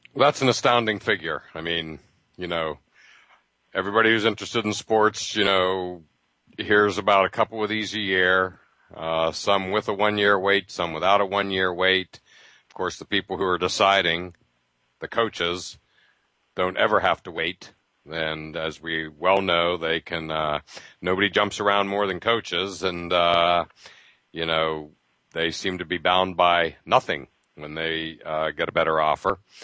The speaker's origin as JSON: {"language": "English", "region": "Pennsylvania", "country": "United States", "tie": "born or raised there", "said": "growing up in Pennsylvania, half an hour from Penn State"}